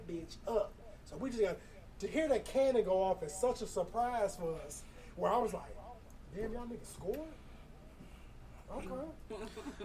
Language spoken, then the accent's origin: English; Chicago, Illinois, United States; I'm from Chicago here.